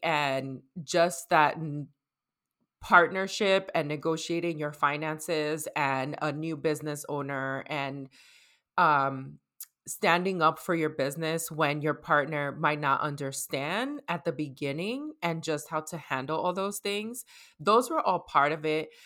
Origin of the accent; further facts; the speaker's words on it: New York City, New York, United States; I was raised in New York, I'm from the Bronx, and I'm Dominicana